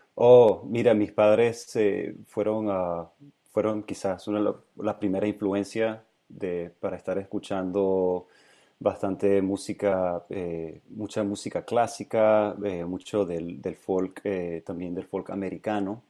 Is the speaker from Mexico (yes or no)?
no; Mérida, Venezuela; moved away; also born or lived in San Francisco, United States; Crecí en Mérida, sí. Eso está en los Andes